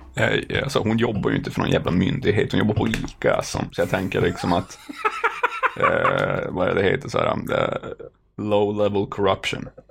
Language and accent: Swedish; Norrbotten County, Sweden; moved away; jag är från Norrbotten